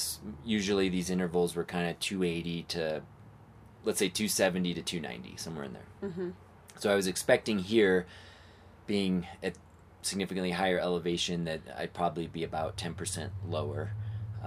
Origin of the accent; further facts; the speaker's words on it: Phoenix, Arizona, United States; growing up in the Phoenix area at say 2000 feet elevation outside of Phoenix